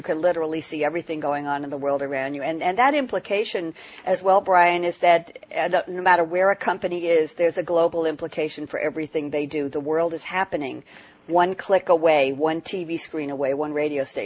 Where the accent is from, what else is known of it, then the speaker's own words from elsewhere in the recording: New York, United States; I'm from New York